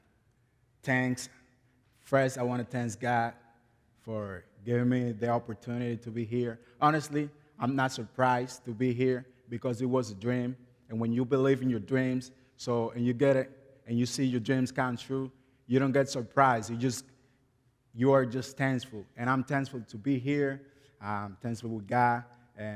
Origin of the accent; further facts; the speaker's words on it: Guerra, Distrito Nacional, Dominican Republic; English is a second language; moved away; also born or lived in La Romana, Dominican Republic; I was born and raised in Dominican Republic